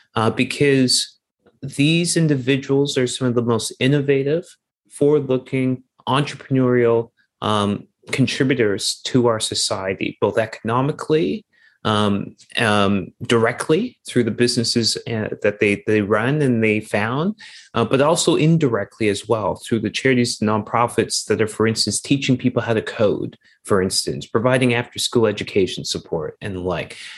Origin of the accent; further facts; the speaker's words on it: Toronto, Ontario, Canada; moved away as an adult; also born or lived in United States / Europe / South America; I'm originally from Toronto, so I'm from Toronto.